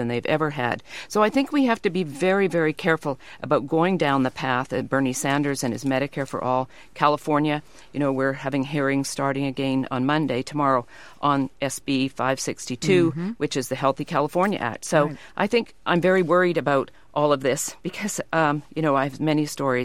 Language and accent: English; Canada; now in United States; I grew up in Canada.